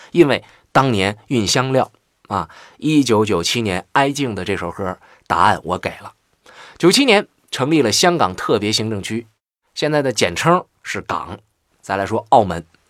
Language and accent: Chinese; Jilin, China; 我的家乡吉林省